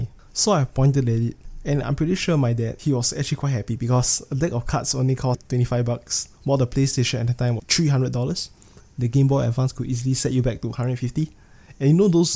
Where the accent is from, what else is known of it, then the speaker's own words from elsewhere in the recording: Singapore; I'm from Singapore